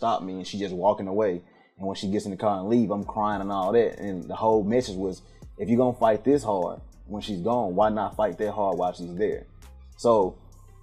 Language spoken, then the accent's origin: English; Memphis, Tennessee, United States; now in Atlanta, United States; I am from Memphis, Tennessee. North Memphis to the outside of North Memphis to both of Memphis